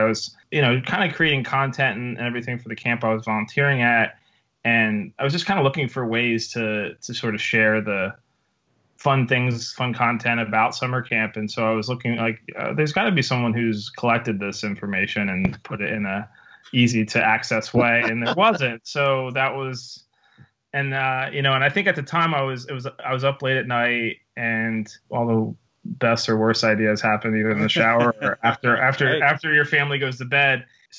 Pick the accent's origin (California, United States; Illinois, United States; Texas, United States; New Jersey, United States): New Jersey, United States; also born or lived in Kansas / Ohio; So I grew up mostly in South Jersey, originally from Kansas, lived in Ohio.